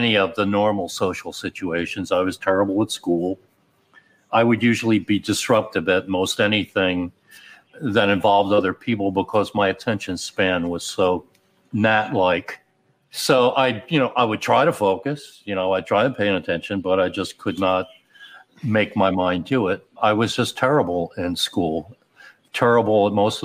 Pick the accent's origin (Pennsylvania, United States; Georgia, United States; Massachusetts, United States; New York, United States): Pennsylvania, United States; Upper Darby; also born or lived in Philadelphia; I was born in Philly, but grew up outside of Philly